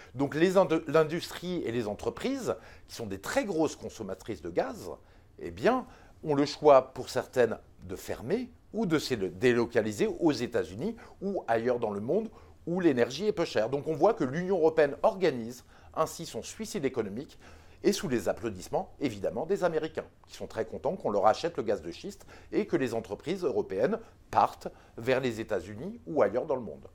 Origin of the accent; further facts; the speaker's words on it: France; en tant que Français